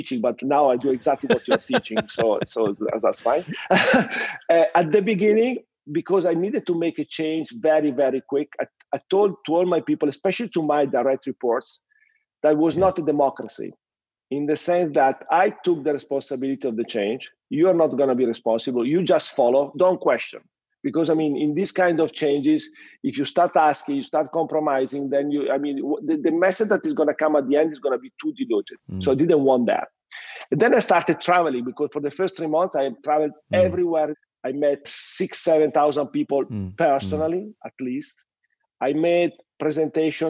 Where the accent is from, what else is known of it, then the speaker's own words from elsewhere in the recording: Reggio Emilia, Emilia-Romagna, Italy; English is a second language; also born or lived in Paris / London / Sydney; I grew up in the same house where I still live, in close to Reggio Emilia with my family. I mean, I was born in this same house where I stay now with my kids and my wife.